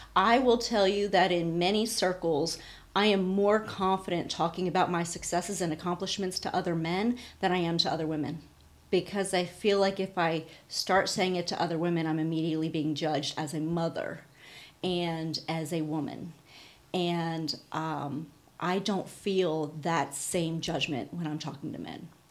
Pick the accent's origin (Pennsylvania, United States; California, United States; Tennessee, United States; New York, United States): Pennsylvania, United States; we grew up in Pennsylvania